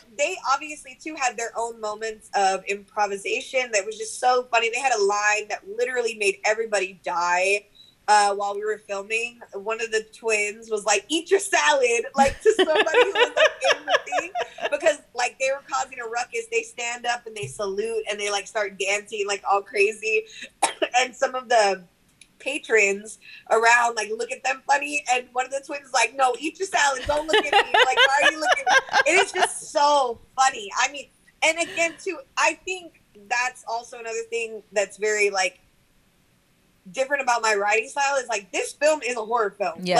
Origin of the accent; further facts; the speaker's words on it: Bishop, Texas, United States; I'm from the Monte. Like I am like from the ranch out here in like the flatlands. That's what I call Bishop